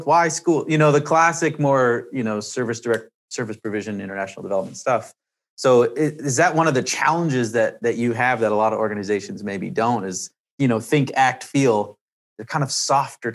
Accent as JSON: {"language": "English", "country": "Canada", "said": "I'm from Canada"}